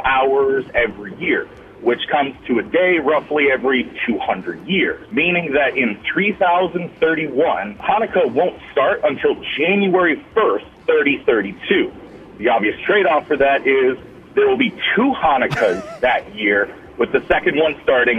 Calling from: Altoona, Iowa, United States; in Altoona.

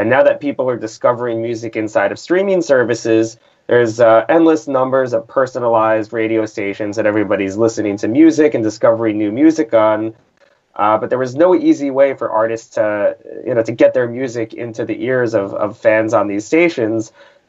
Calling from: New York, United States; I am here from New York, New York.

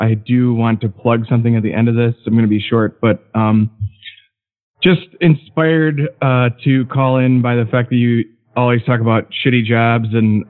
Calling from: Madison, Wisconsin, United States; I'm from Madison, longtime listener, kind of a lurker.

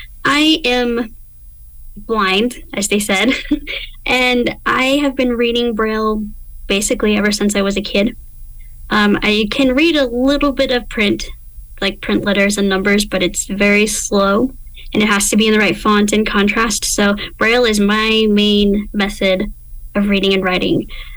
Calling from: Utah, United States; so I'm calling from Utah, which is in the western part of the United States.

